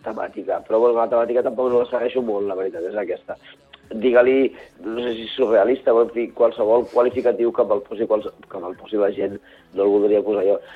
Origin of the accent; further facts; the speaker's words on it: Barcelona, Catalonia, Spain; now in Vallès Occidental, Spain; he nascut al barri de Gràcia, soc barceloní, sí. i ara visc a, a, al Vallès Occidental